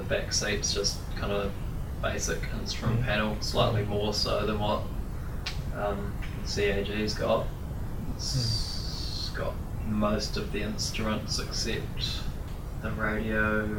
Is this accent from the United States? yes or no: no; Masterton, Wellington, New Zealand; I'm from Masterton.